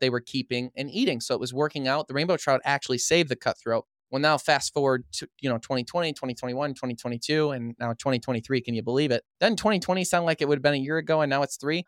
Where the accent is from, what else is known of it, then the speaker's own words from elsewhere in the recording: Madison Heights, Michigan, United States; also born or lived in Fenton, Michigan; I grew up in a town called Madison Heights, Michigan